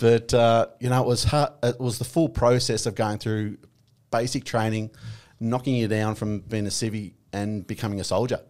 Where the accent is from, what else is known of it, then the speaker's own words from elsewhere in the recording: Victoria, Australia; I grew up in, um, Victoria, a little town called Broadfoot on a, uh, two and a half thousand acre property